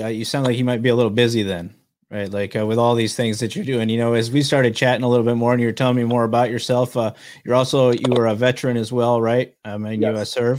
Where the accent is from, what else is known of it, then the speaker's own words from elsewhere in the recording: Fillmore, New York, United States; now in Sacramento, United States; And I'm in Sacramento currently. But I grew up right outside of Darien, actually, in the small town of Fillmore in Allegheny County.